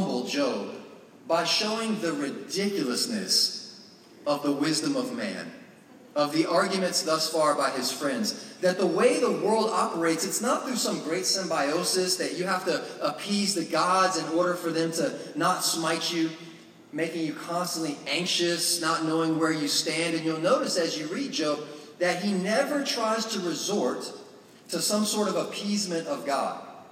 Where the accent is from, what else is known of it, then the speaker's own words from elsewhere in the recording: Florida, United States; moved away; I grew up in Florida